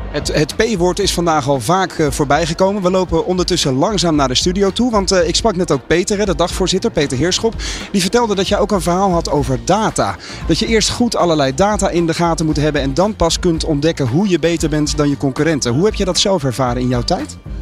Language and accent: Dutch; Rotterdam, South Holland, Netherlands; ik kom uit Rotterdam en ik heb een adviesbureau in het vastgoed.